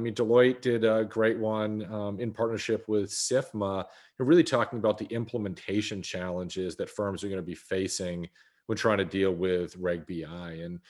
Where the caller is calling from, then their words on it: Dallas, Texas, United States; I'm calling in from Dallas, Texas. So it is gray and 39 here in Dallas, Texas.